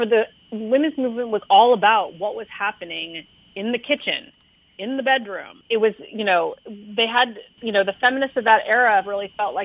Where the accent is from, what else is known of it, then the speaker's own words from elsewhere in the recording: California, United States; moved away as an adult; also born or lived in New York / Connecticut; now in Massachusetts, United States; I grew up in California, and I've lived on the East Coast of most of my adult life. I lived in New York and Connecticut, and now I live